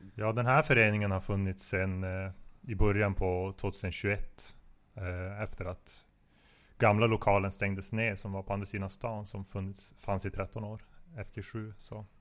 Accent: Piteå, Norrbotten County, Sweden; jag är från Pita

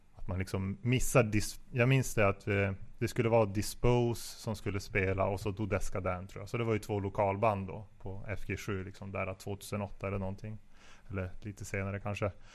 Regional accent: Piteå, Norrbotten County, Sweden; jag är från Pita

